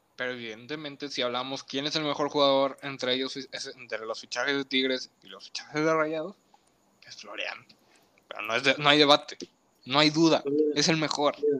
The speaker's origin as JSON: {"language": "Spanish", "country": "Mexico", "said": "yo soy mexicano"}